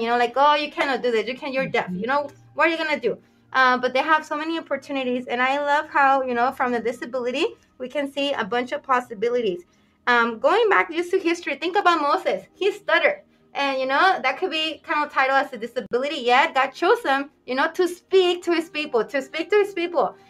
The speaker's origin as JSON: {"language": "English", "country": "Mexico", "tie": "born or raised there", "moved": "yes", "lives_now": "United States", "said": "I was born in Mexico"}